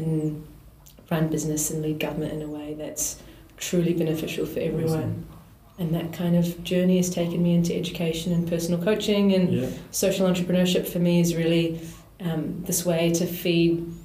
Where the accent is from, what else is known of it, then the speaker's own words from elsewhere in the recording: New Zealand; I grew up here in New Zealand, but my family's from India